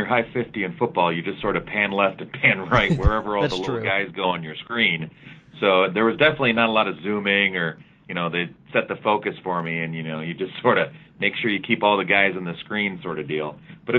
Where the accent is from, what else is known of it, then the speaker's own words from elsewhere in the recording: Cupertino, California, United States; moved away; Yeah, I grew up in the San Francisco Bay Area. I'm from Cupertino, California, which is the home of Apple Computer.